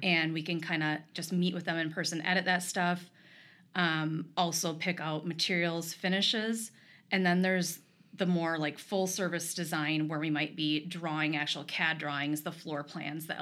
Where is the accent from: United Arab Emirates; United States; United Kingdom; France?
United States; Rochester, Minnesota; also born or lived in Eyota, Minnesota; I was born and raised here.